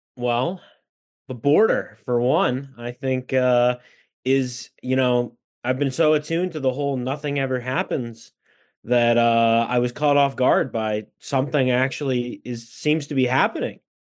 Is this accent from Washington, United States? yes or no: yes; Washington, United States; my home state of Washington, which has just under eight million people